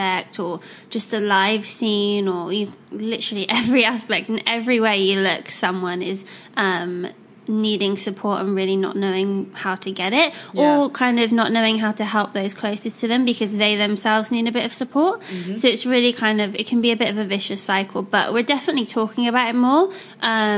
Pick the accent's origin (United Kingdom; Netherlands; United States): United Kingdom; England; I'm English